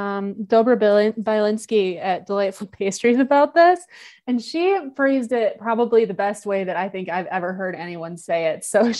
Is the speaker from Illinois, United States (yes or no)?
yes; Chicago, Illinois, United States; But I am a Chicagoan, and I love Chicago.